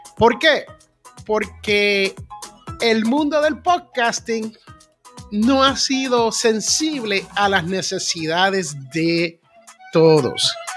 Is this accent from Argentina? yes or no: no; United States; aquí en los Estados Unidos hay lo que yo llamo la gran nación norteamericana donde yo nací